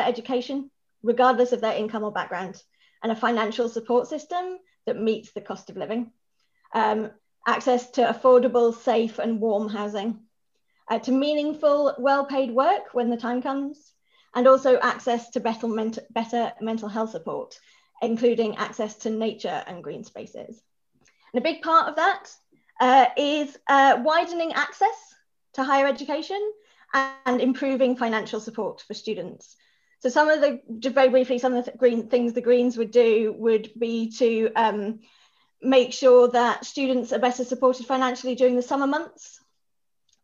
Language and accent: English; Norwich, East of England, United Kingdom; moved away as an adult; now in Edinburgh, United Kingdom; I'm originally from Norwich, which rather excitingly is now known as the hometown of Bimini from Drag Race.